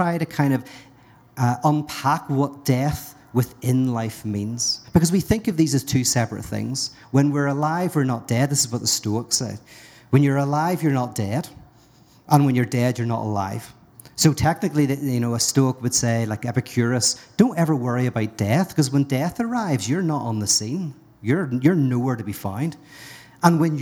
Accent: Northern Ireland, United Kingdom; I'm from Northern Ireland

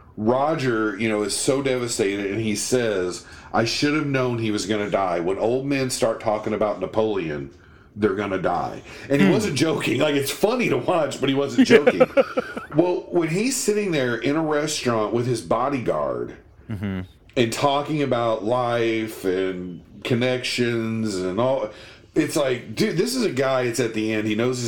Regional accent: United Kingdom; So we just try to, we're very British. We stiff upper lip and try to get past.

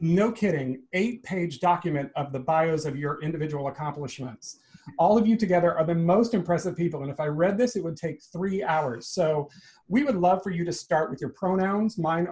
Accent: Georgia, United States; Atlanta, Georgia, my home state

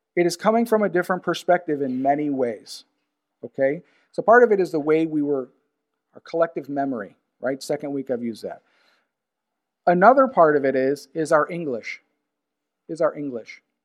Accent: United States; Being an American

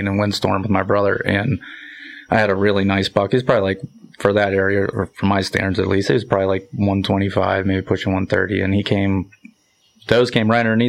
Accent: Monaca, Pennsylvania, United States; Monaco, Pennsylvania

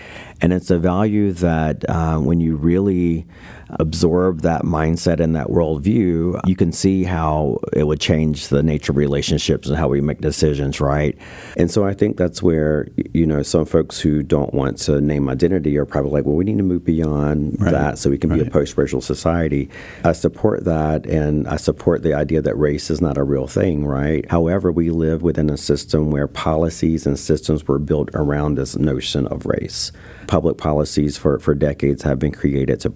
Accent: North Carolina, United States; being Native American in North Carolina on the East Coast

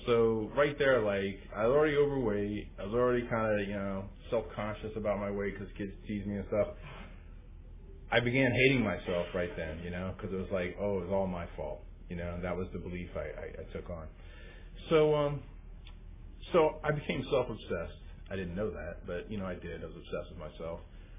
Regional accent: East Coast, United States; also born or lived in Washington, D.C.; I grew up on the East Coast, and I came into OA my first few years on the East Coast in Washington, D.C. area. I'm the youngest of seven kids.

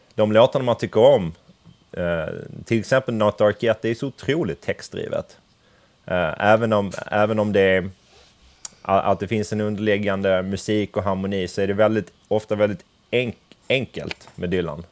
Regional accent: Crete, Greece; moved away; Jag kommer ju från Kreta

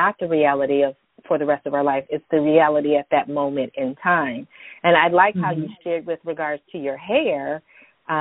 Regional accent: San Francisco Bay Area, Northern California, United States; I'm from California. I grew up in Northern California, San Francisco Bay Area

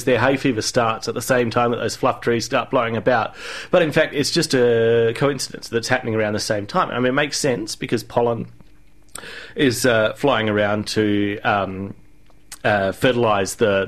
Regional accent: Adelaide, South Australia, Australia; moved away as an adult; now in Canberra, Australia; when I moved to Canberra from Adelaide about 7 years ago

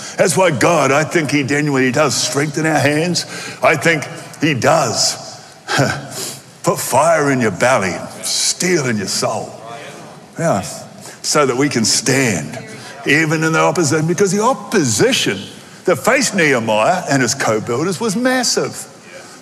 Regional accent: Australia; accent: Aussie; in my Aussie accent

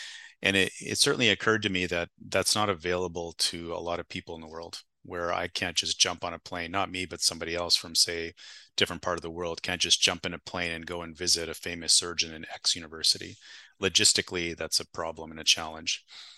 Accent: Winnipeg, Manitoba, Canada; born there; I was born in Winnipeg, Manitoba. For the people that don't know where that is, it's just north of North Dakota.

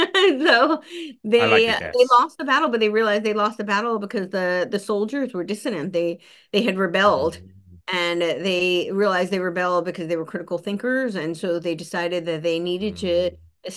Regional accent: East Coast, United States; also born or lived in Los Angeles; Well, I lived in LA for a long time, so yeah. But I grew up on the East Coast, so.

